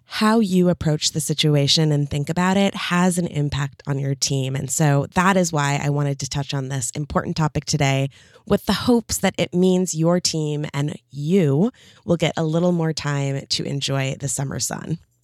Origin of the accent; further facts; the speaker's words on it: Midwest, United States; moved away as an adult; now in California, United States; I grew up in the Midwest, and for the first thirty years of my life